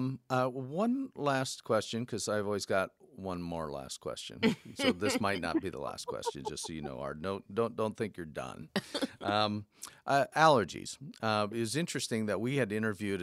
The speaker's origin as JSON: {"language": "English", "town": "Fort Wayne", "region": "Indiana", "country": "United States", "said": "I'm from Fort Wayne"}